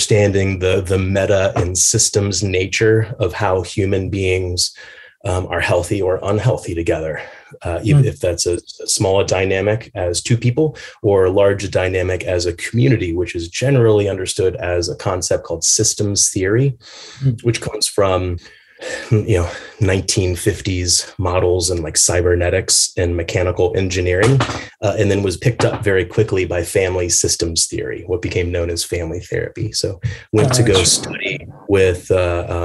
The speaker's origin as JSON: {"language": "English", "town": "Atlanta", "region": "Georgia", "country": "United States", "tie": "born or raised there", "also_born_or_lived": "Portland", "moved": "as an adult", "said": "growing up in Atlanta, We lived in this neighborhood, Little Five Points"}